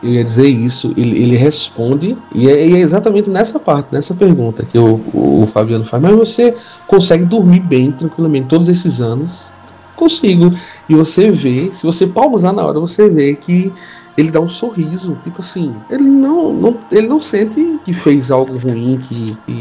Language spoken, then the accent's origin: Portuguese; Paraíba, Brazil; basicamente aqui todos somos paraibanos